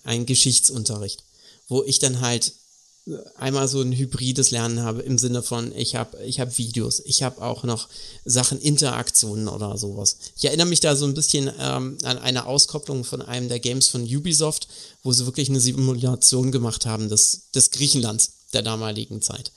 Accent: Germany; also born or lived in Karlsruhe; bei uns in Deutschland

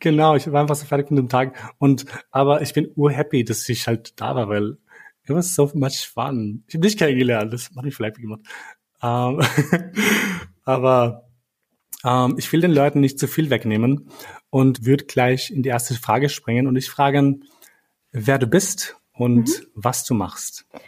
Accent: Kosovo; moved away; bei uns in Kosovo

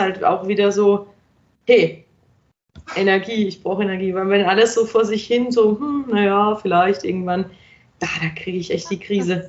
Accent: Germany; moved away as an adult; now in Vienna, Austria; ich gehe jetzt nach Wien, weil ich komme aus Deutschland

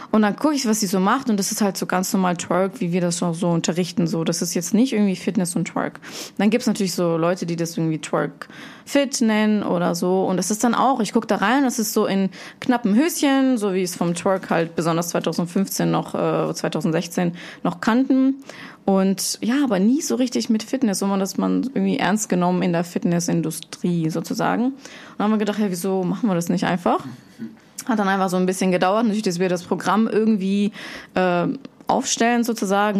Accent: Germany; moved away as an adult; also born or lived in Russia; now in Switzerland; Ich bin in Russland geboren, bin in Deutschland aufgewachsen, bin jetzt in der wunderschönen Schweiz unterwegs

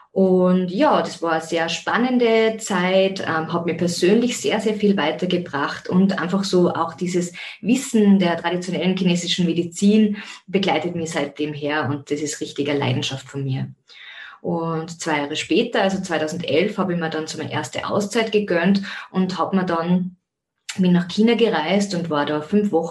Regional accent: Zell am See, Salzburg, Austria; bin ursprünglich aus Zell am See. Wie man auch hören kann, vielleicht am Dialekt immer noch. Also das Wienerische kommt weniger durch, sondern ich bleibe, mein, bleibe meinem Ursprungsheimatort Zell am See treu.

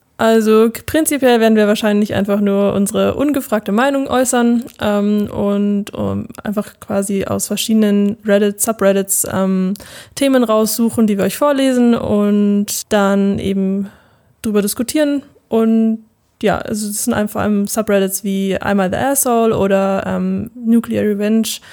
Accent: near Munich, Bavaria, Germany; komme aus der Nähe von München

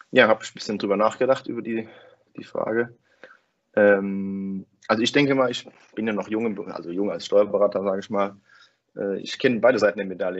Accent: Winningen, Rhineland-Palatinate, Germany; komme ich aus Winningen bei Koblenz. Das ist ein kleines Dorf

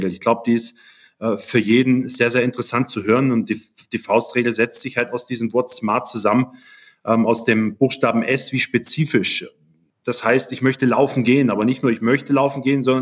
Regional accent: Germany; Ich komme ursprünglich aus Deutschland und da kommt man in diese Sportart von Opa, Papa eigentlich nur direkt hinein.

